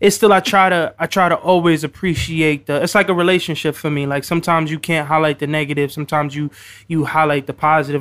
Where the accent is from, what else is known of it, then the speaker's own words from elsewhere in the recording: New York City, New York, United States; I'm also from the Bronx